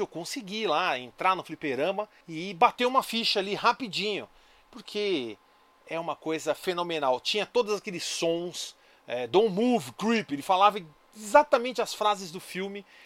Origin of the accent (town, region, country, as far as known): São Caetano do Sul, São Paulo, Brazil; born or raised there